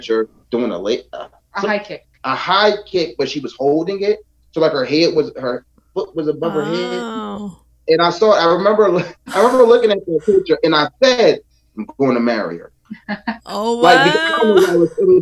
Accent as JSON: {"language": "English", "town": "Philadelphia", "region": "Pennsylvania", "country": "United States", "said": "I'm from Philadelphia."}